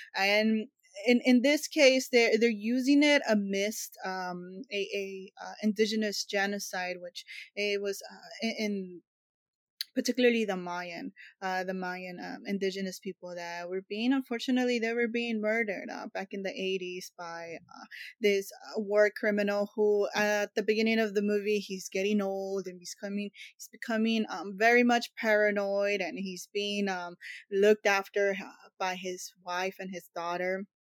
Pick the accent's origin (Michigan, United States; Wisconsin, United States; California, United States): California, United States; Los Angeles; takes place in my hometown